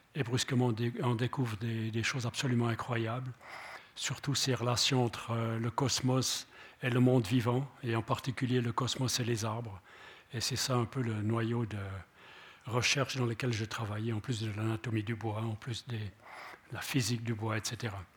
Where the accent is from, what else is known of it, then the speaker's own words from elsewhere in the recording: Switzerland; on est des Helvètes